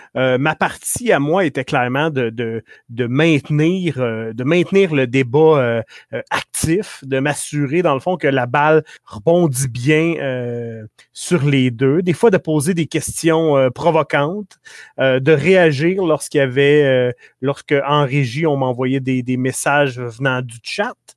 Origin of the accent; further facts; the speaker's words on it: Quebec, Canada; accent: Québécois; notre accent québécois